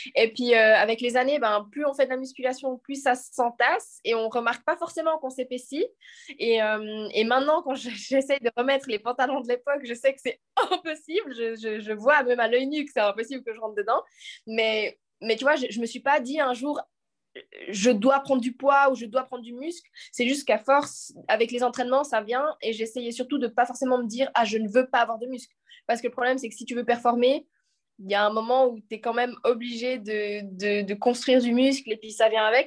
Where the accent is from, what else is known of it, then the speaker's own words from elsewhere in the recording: Lausanne, Vaud, Switzerland; je viens de Lausanne